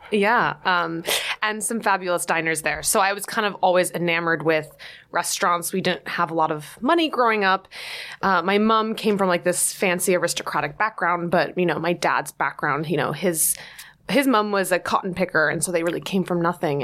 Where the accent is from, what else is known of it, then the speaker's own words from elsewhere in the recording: New Jersey, United States; moved away as an adult; now in New York City, United States; growing up in New Jersey, of course, I always pined for the big city across the river.